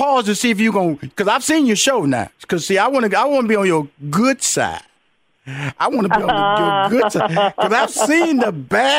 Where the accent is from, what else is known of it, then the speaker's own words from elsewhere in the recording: Houston, Texas, United States; I come from Fifth Ward, Texas, so we're going to compare tough.